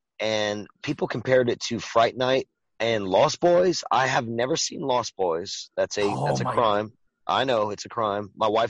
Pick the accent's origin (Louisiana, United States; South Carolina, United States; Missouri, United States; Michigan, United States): Louisiana, United States; Mamou; Ricky and I are both from like the Mamu. Same town, a small town in Louisiana called Mamu.